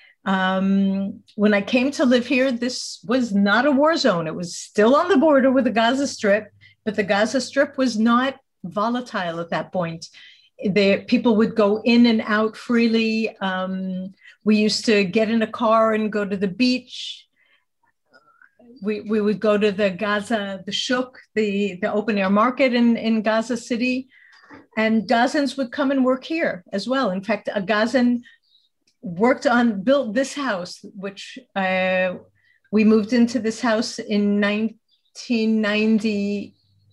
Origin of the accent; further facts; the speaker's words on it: New York City, New York, United States; moved away as an adult; now in Israel; I was born in the States and grew up in the Bronx.